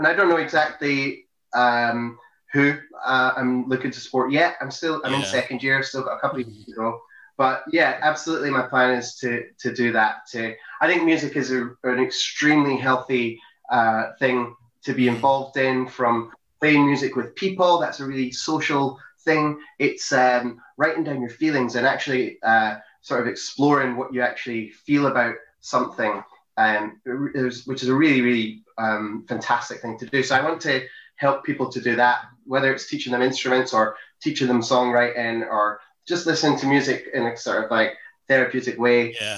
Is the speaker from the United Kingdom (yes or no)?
yes; St Andrews, Scotland, United Kingdom; I think, because I grew up in St. Andrews, I went to high school in St. Andrews, and so because there's so many different accents going on there, my accent was a little bit strange.